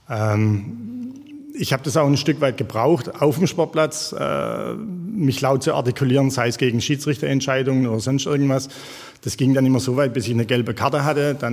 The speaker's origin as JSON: {"language": "German", "town": "Jagsthausen-Olnhausen", "region": "Baden-Württemberg", "country": "Germany", "tie": "born or raised there", "said": "Du sagst es, ich komme aus dem Jagstal. Ähm, in Jagsthausen-Ollenhausen, so ein kleiner Teilort mit 300 Einwohnern, bin ich groß geworden."}